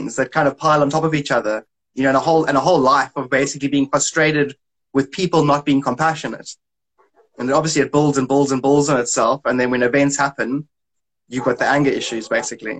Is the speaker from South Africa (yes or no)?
yes; South Africa; I'm from South Africa